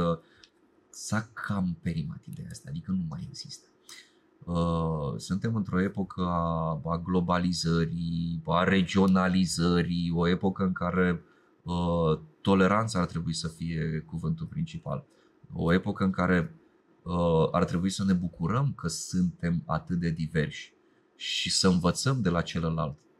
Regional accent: Romania; zona mea în care se vorbește rusa

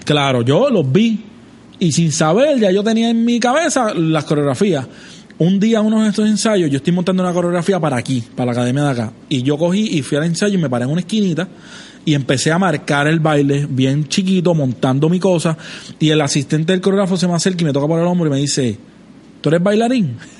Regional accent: Trujillo Alto, Puerto Rico; yo soy de Trujillo Alto

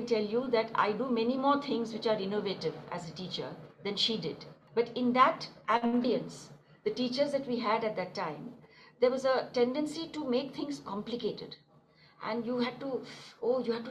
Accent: Delhi, India; moved away as an adult; also born or lived in Kanpur / Princeton; Born and brought up in Delhi

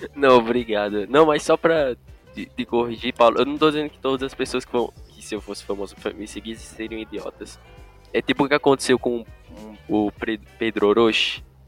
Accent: Turkey; moved away; por ser da Turquia

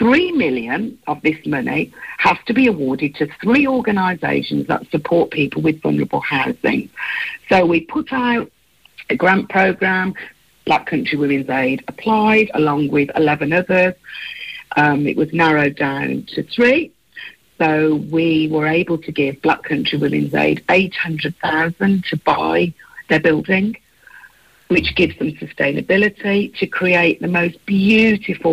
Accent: Birmingham, West Midlands, United Kingdom; I am a Brummie. So, so for me, to work for a charity that actually helps people from where I'm from

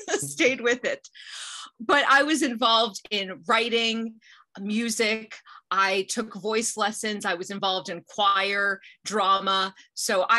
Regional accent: Champaign, Illinois, United States; I was born and raised in Champaign, Urbana, the oldest of four

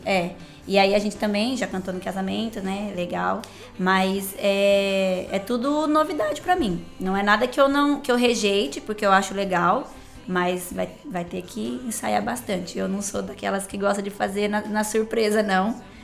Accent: Brotas, São Paulo, Brazil; eu sou de Brotas, não é porque eu sou brotense

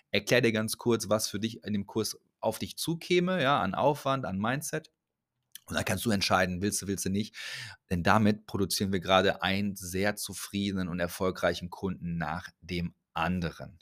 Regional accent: Ruhr area, North Rhine-Westphalia, Germany; Ich komme aus dem Ruhrgebiet, ist ein bisschen mehr so hands-on. Ich spreche ein bisschen anders

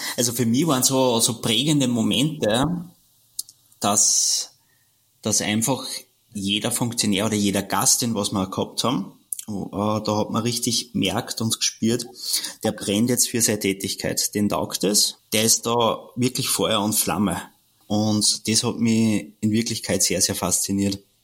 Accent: Austria; bei uns in Österreich

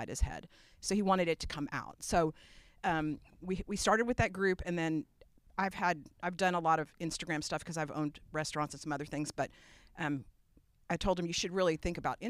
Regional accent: New York City, New York, United States; now in Austin, United States; I grew up in New York, in Brooklyn, New York

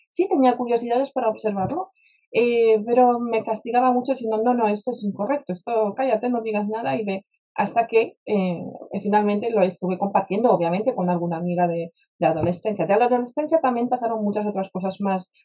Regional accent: Warsaw, Masovian Voivodeship, Poland; Spanish is a second language; moved away as an adult; also born or lived in United States; now in Spain; yo me crié en Varsovia, en Polonia

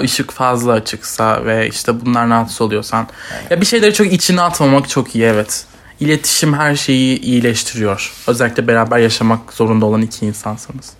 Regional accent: Turkey; Çünkü Türkiye'de büyüdüm. Türk kültürüyle büyüdüm.

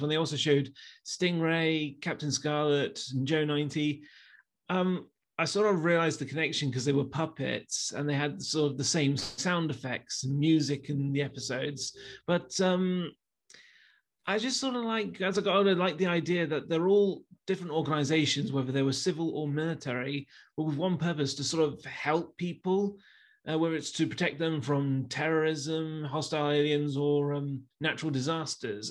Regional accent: Leicester, East Midlands, United Kingdom; I'm from Leicester

